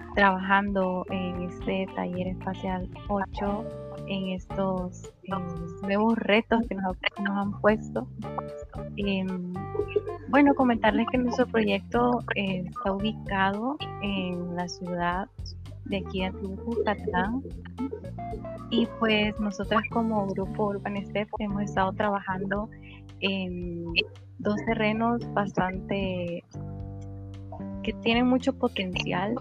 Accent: Antiguo Cuscatlán, La Libertad, El Salvador; yo soy de aquí, de Antiguo Cucatlán, y acá todo está con llave

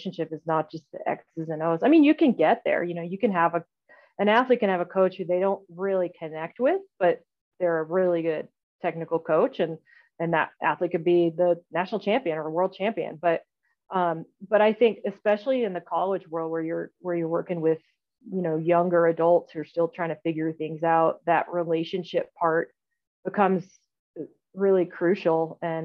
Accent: Iowa City, Iowa, United States; moved away as an adult; also born or lived in East Coast / Nebraska; I was raised in Iowa

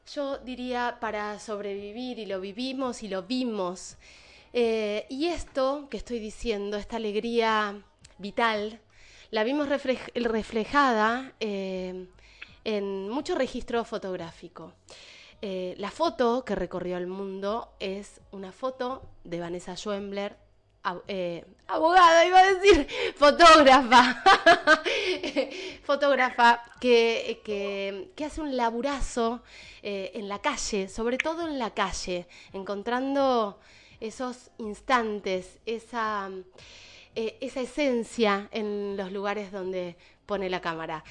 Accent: Argentina; como, argentinos

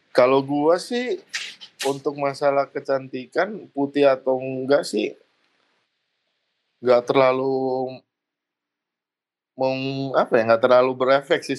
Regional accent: Indonesia; apalagi orang kita ya, orang Indo ya. Kita nggak pede dengan kitanya sendiri, kita nggak pede dengan budaya kita sendiri.

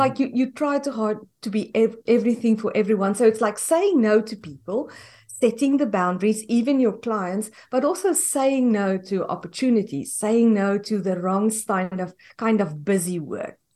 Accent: South Africa; moved away as an adult; now in United States; we are from South Africa and we immigrated to the U S in twenty fifteen.

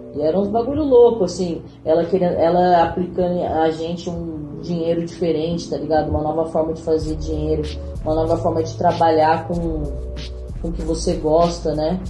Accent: Pindamonhangaba, São Paulo, Brazil; now in Taubaté, Brazil; eu sou de Pindamonhangaba, moro atualmente em Taubaté

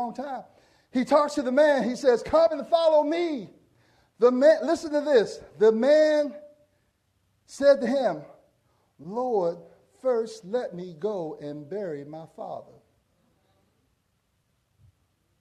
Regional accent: Portsmouth, Virginia, United States; When I grew up in Portsmouth, Virginia

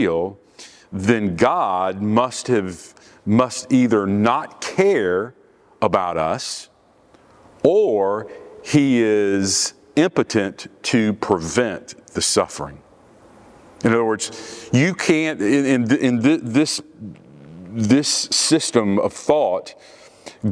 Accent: Orlando, Florida, United States; I grew up in Orlando, and I was 10 years old when Walt Disney World opened in Orlando.

